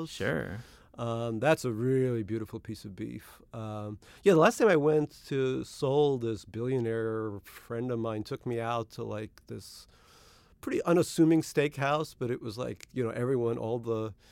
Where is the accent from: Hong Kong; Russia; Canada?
Russia; born there; I was born in Russia in the Soviet Union